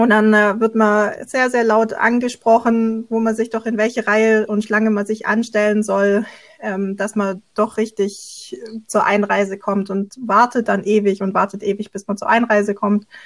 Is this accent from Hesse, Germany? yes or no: no; Stuttgart, Baden-Württemberg, Germany; ich komme aus Stuttgart, da gibt's nicht wirklich Hochhäuser.